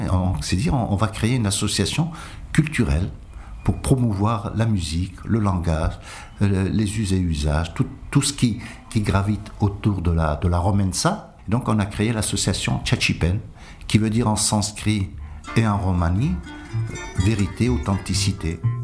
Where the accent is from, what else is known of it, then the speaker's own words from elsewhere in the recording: France; also born or lived in Toulon; nous sommes français depuis, depuis l'arrivée de, nos grands-parents.